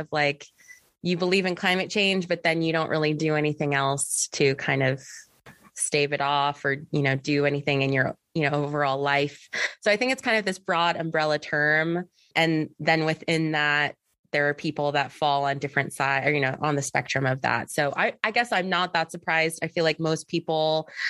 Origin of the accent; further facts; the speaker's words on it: Southern California, United States; now in Northern California, United States; I live in Northern California now, but I'm from SoCal.